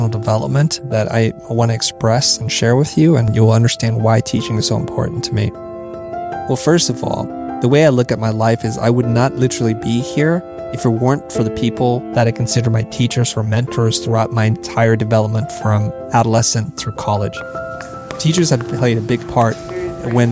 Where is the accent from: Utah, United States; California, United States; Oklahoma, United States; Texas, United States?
California, United States; San Jose; I grew up in California mostly, in San Jose, you know, the valley